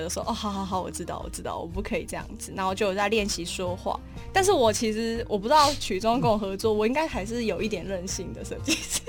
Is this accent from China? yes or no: no; Hsinchu, Taiwan; 我在新竹长大